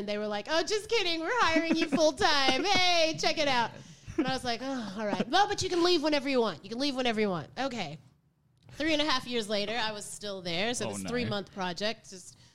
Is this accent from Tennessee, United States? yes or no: no; Tulsa, Oklahoma, United States; moved away as an adult; also born or lived in Los Angeles / Germany; now in Melbourne, Australia; I'm from Tulsa, Oklahoma